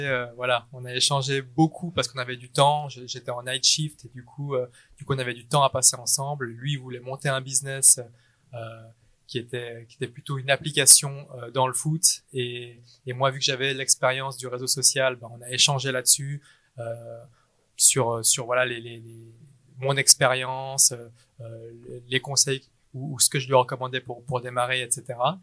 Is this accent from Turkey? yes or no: no; Geneva, Switzerland; né à Genève. Euh, mes parents sont vietnamiens. Euh, j'ai fait toutes mes études à Genève et puis et puis bah voilà, je suis suisse dans l'âme.